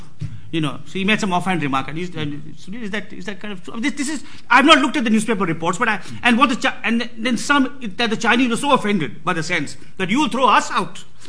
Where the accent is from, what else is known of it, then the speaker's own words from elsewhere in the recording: Bangalore, Karnataka, India; he came first to my hometown, Bangalore, and then went to Delhi